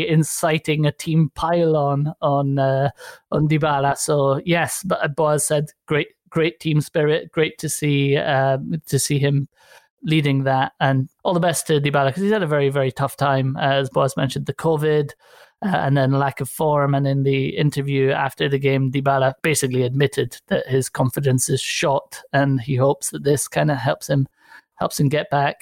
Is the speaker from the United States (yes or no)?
no; Italy; I moved to Italy in 1986